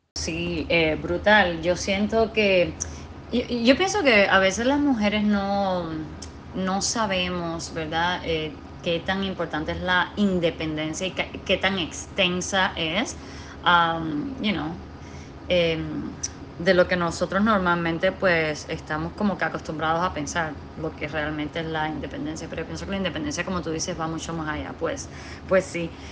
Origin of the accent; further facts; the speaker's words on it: Cuba; moved away as an adult; now in Washington, D.C., United States; nací en Cuba, me crié en Cuba hasta los 20 años